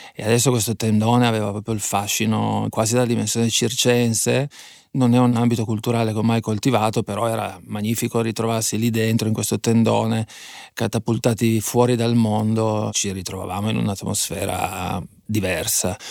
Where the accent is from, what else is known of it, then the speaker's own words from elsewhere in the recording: Fossano, Piedmont, Italy; also born or lived in Bra; Io sono di Fossano, Fossano è una cittadina nel centro più o meno della provincia di Cuneo, ma in realtà poi la mia educazione sentimentale io l'ho tutta esperita a Bra